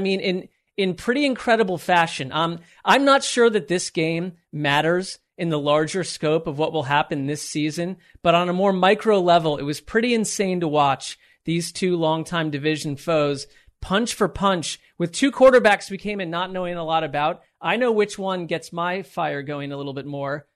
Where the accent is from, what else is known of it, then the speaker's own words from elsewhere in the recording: Connecticut, United States; I grew up close to you, although I grew up in Connecticut